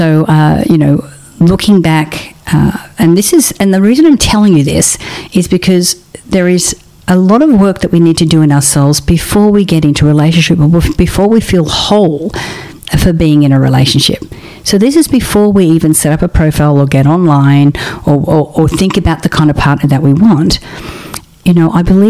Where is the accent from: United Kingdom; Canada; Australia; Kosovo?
Australia; now in Los Angeles, United States; I'm an Australian